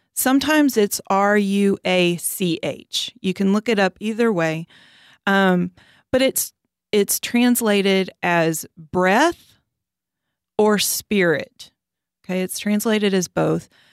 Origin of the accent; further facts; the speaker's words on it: Orange, Texas, United States; moved away as an adult; now in College Station, United States; I grew up in Southeast Texas, Orange, Texas